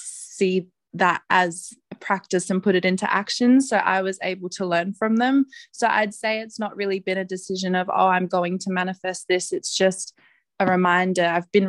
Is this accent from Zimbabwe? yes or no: no; South Australia, Australia; I'm from South Australia.